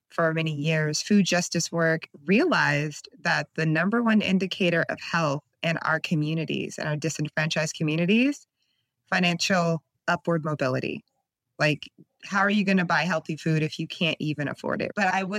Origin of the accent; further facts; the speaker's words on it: California, United States; now in Oakland, United States; So I live in Oakland, California, and I moved up here from SoCal